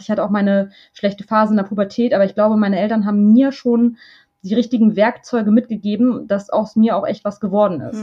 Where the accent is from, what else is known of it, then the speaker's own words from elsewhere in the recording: Braunschweig, Lower Saxony, Germany; moved away as an adult; now in Hamburg, Germany; Ich bin in Braunschweig aufgewachsen.